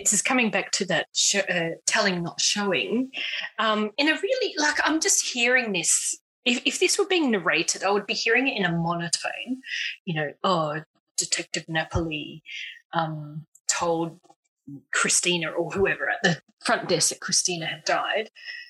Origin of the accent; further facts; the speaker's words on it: Australia; As an Australian.